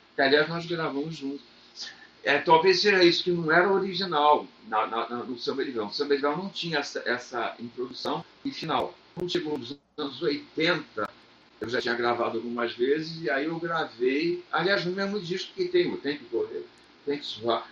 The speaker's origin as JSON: {"language": "Portuguese", "region": "Rio de Janeiro", "country": "Brazil", "tie": "born or raised there", "said": "Eu morava em Copacabana, eu nasci em Copacabana"}